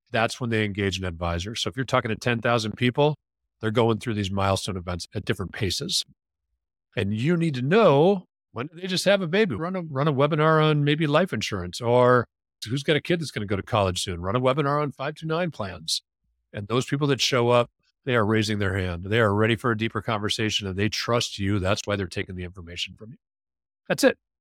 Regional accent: Wisconsin, United States; moved away; I grew up in Wisconsin.

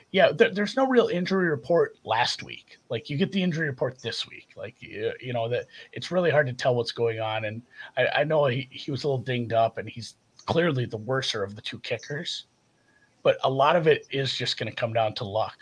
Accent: Minnesota, United States; I'm from Minnesota

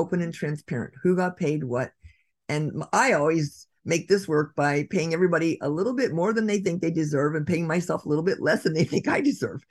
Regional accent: Redwood City, California, United States; my downtown, my hometown of Redwood City

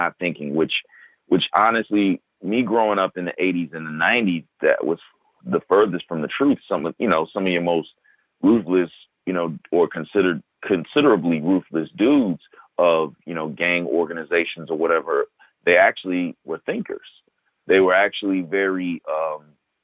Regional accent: Chicago, Illinois, United States; from growing up as a kid and a young adult to where I'm at now, I can safely say, 'cause I come from the South Side of Chicago

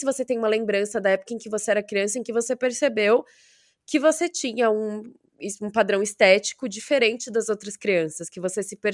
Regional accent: Brazil; Essa mistura que tem no Brasil sempre falam que ou eu sou mexicana ou eu sou filipina. Nunca falam de eu ser brasileira.

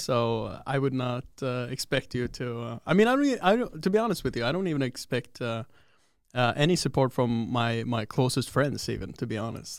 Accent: Oslo, Norway; I'm from Oslo

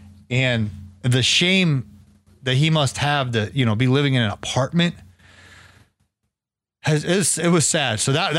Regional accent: Ohio, United States; moved away; also born or lived in Duluth, Georgia; So I grew up in Ohio.

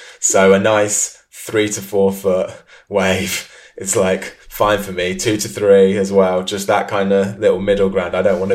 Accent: Leamington Spa, West Midlands, United Kingdom; moved away; also born or lived in London; I grew up in Leamington Spa, which is pretty much the centre of England

